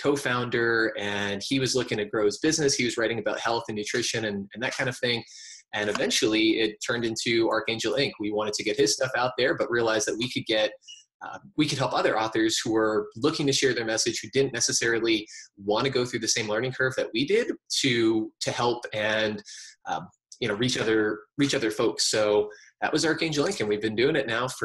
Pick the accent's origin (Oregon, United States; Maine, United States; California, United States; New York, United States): New York, United States; New York City; moved away as an adult; also born or lived in Virginia; I grew up in New York City in the heart of Metropolis, and I lived there for most of my life